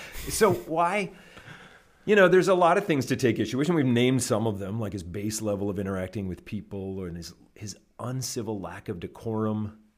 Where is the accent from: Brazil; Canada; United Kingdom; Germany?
Canada; moved away as an adult; now in United States; I grew up in Canada and lived there till I was twenty-six